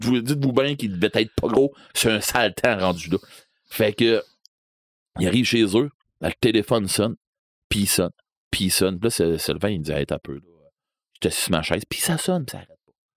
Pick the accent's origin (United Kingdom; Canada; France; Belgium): Canada; Rivière-du-Loup, Quebec; je viens de Rivière-du-Loup